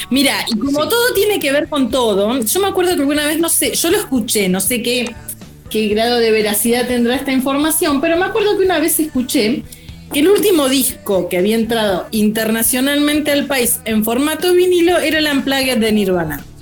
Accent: Senillosa, Neuquén, Argentina; me quedé cuando era chiquita, en, era adolescente, en Cenillosa

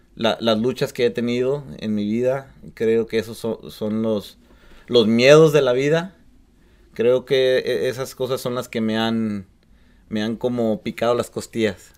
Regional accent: Tulia, Texas, United States; also born or lived in Lubbock, Texas; yo fui criado en un pueblito de, en, Texas que se llama Tulia, Texas. Yo nací en Lobo, Texas

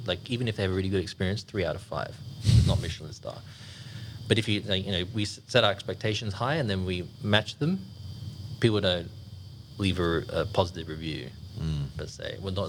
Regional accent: England, United Kingdom; now in Sydney, Australia; Like, I'm from England.

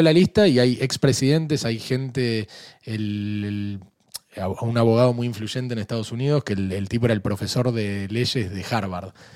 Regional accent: Argentina; Yo soy argentino

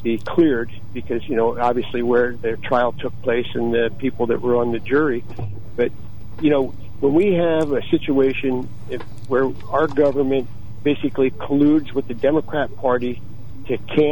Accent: South Williamsport, Pennsylvania, United States; I grew up there in South Williamsport

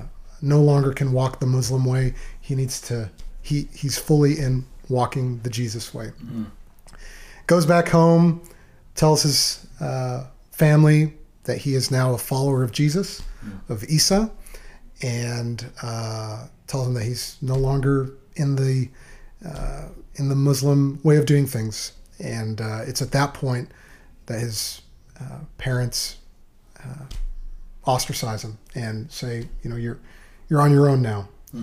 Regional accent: Malaga, Andalusia, Spain; now in Waco, United States; Oh, Jimmy, Malaga, Spain is beautiful.

